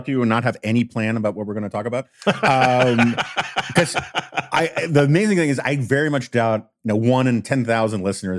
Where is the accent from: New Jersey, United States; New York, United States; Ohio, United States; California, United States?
New York, United States; the hippies I grew up with in New York, they were just basically rebelling against their corporate lawyer parents or whatever.